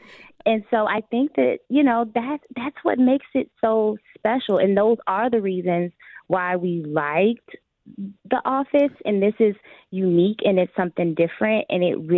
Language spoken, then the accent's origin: English; Chicago, Illinois, United States; growing up in Chicago public schools, I always felt like a CPS kid, right? Like I was a Chicago kid.